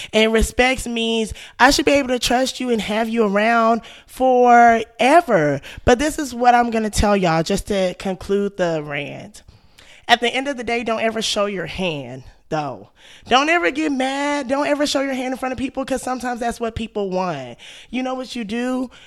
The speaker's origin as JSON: {"language": "English", "region": "Texas", "country": "United States", "said": "I'm from Texas"}